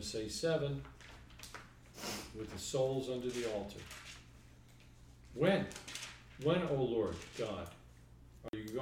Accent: New York, United States; I'm from New York.

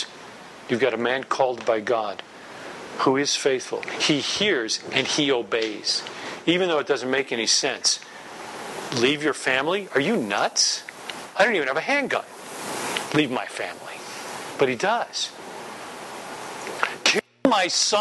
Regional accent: New York, United States; I'm from New York

